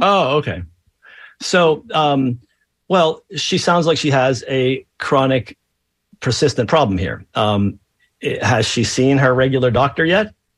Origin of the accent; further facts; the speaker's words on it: Pennsylvania, United States; I grew up in Pennsylvania in the 70s